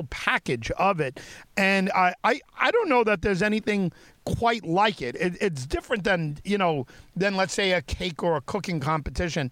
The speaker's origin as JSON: {"language": "English", "area": "Long Island", "region": "New York", "country": "United States", "said": "I'm from Long Island"}